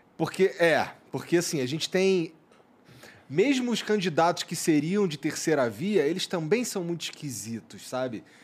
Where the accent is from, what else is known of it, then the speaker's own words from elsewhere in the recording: Rio de Janeiro, Brazil; moved away; eu sou carioca, eu tava no Rio